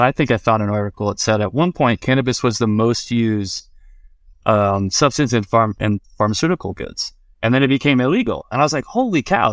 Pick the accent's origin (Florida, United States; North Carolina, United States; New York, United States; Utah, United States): Florida, United States; Vero Beach; moved away; also born or lived in Colorado; I'm from Vero Beach, Florida